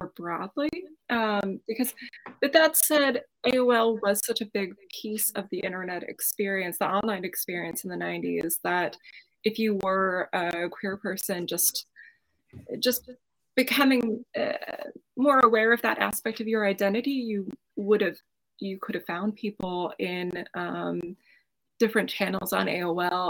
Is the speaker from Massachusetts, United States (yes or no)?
yes; Brockton, Massachusetts, United States; I grew up outside of Boston, a town called Brockton